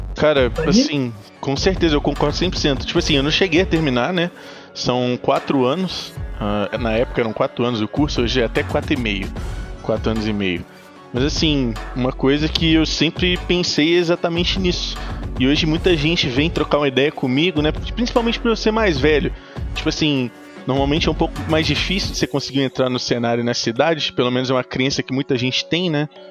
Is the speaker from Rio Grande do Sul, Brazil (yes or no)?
no; Ouro Branco, Minas Gerais, Brazil; Eu sou de Minas, de Ouro Branco, Minas Gerais